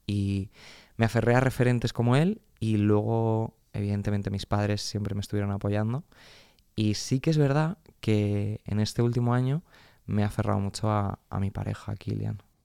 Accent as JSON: {"language": "Spanish", "town": "Albacete", "region": "Castilla-La Mancha", "country": "Spain", "moved": "yes", "lives_now": "Madrid, Spain", "said": "Yo que soy de Albacete"}